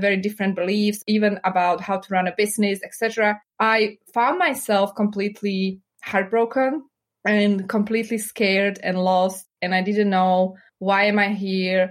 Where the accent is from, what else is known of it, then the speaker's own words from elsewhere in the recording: Slovakia; English is a second language; moved away as an adult; also born or lived in Chicago, United States / New York, United States; now in United States; I was born and raised in Slovakia